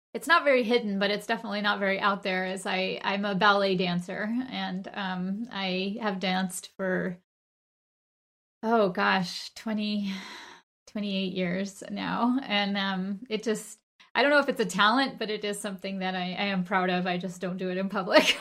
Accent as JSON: {"language": "English", "town": "Golden", "region": "Colorado", "country": "United States", "tie": "born or raised there", "moved": "yes", "said": "I grew up in Golden, Colorado with my mom and, uh, my two sisters and my grandmother"}